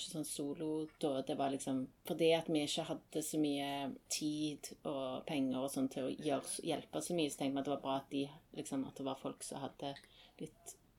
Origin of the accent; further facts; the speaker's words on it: Stavanger, Rogaland, Norway; moved away as an adult; also born or lived in Tromsø; jeg var, hjemme i Stavanger i to-tre år i mellomtiden